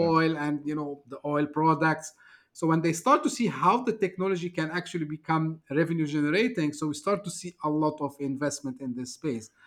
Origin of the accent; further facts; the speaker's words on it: Turkey; moved away as an adult; now in Dubai, United Arab Emirates; I'm originally from Turkey, uh, shifted here back in two thousand five